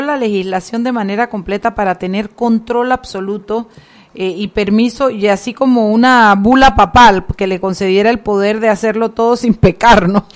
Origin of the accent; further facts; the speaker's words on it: Panama; como panameños